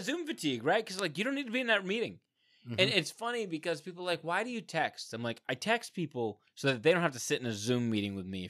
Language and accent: English; United States; Because we're American.